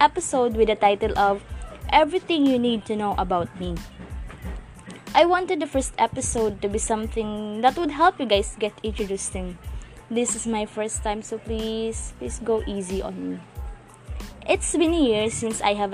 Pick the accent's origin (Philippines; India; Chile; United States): Philippines; Cebu, Central Visayas; now in Muntinlupa, Philippines; I am a proud Cebuano.